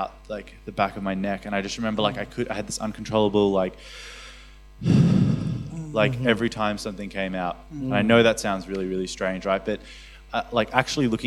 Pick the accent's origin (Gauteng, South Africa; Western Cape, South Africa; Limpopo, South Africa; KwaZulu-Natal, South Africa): Gauteng, South Africa; Johannesburg; moved away; I come from Johannesburg in South Africa, so we have a lot of like occultic influences there